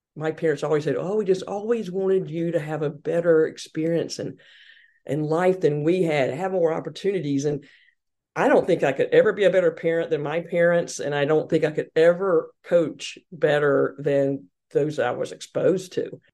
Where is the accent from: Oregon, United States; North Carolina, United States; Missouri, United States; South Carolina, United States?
South Carolina, United States; Hartsville; accent: Southern; moved away as an adult; also born or lived in Boston; growing up in the South, in Hartsville, South Carolina